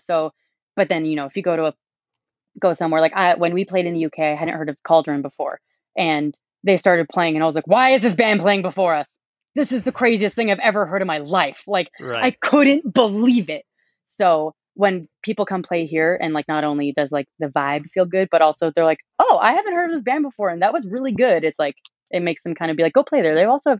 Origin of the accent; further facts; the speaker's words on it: Calgary, Alberta, Canada; I think we also work really hard to have good bands, because no one's going to notice us just because we're from Calgary.